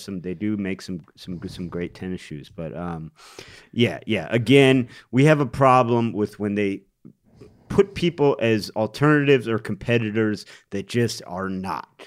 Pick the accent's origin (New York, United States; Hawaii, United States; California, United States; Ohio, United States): Ohio, United States; Cleveland; Cleveland, historically, has, my hometown has been the butt of many jokes.